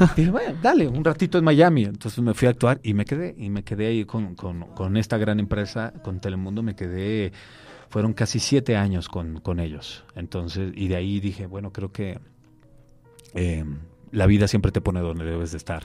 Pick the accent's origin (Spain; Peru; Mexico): Mexico; Mexico City; also born or lived in Torreón, Coahuila; Mis papás me trajeron a los cinco años. La verdad es que soy prácticamente chilango. O sea, soy, soy de, soy de acá, soy de CDMX.